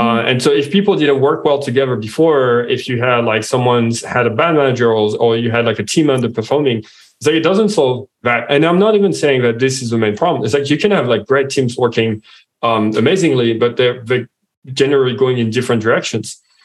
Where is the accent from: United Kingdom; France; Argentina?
France; accent: French; English is a second language; now in Australia; as you can hear from my accent, I'm French.